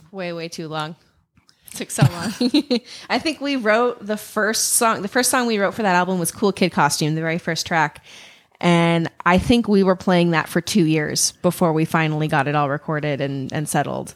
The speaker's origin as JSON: {"language": "English", "town": "Ellensburg", "region": "Washington", "country": "United States", "tie": "born or raised there", "said": "born and raised in Ellensburg, Washington"}